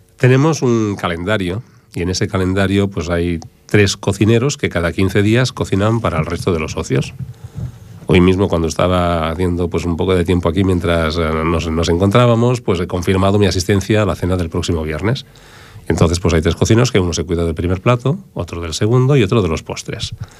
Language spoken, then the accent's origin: Spanish; Barcelona, Catalonia, Spain; now in Ripollet, Spain; yo soy hijo del Raval de Barcelona